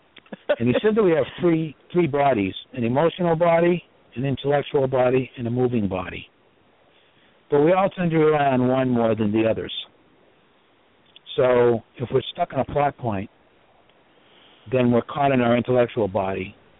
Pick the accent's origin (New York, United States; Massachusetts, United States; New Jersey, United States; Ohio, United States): Massachusetts, United States; Boston; I'm from Boston. I've been out here.